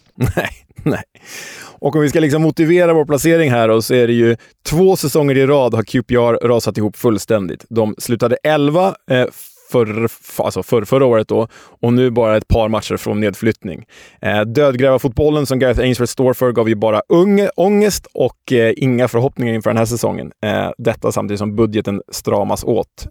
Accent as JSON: {"language": "Swedish", "town": "Stockholm", "region": "Stockholm County", "country": "Sweden", "said": "Vi som stockholmare"}